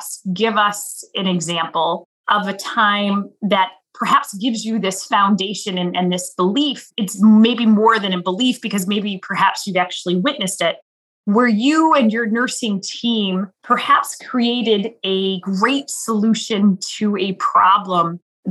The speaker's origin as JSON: {"language": "English", "region": "Midwest", "country": "United States", "tie": "born or raised there", "said": "growing up in the Quad Cities"}